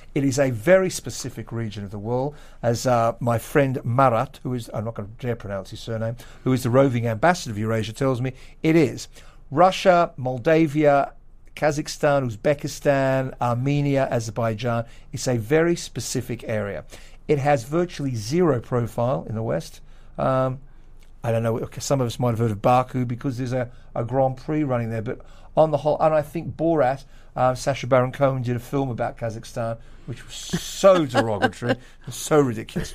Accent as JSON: {"language": "English", "country": "Australia", "moved": "yes", "lives_now": "London, United Kingdom", "said": "Australian white male, Western Jewish pianists"}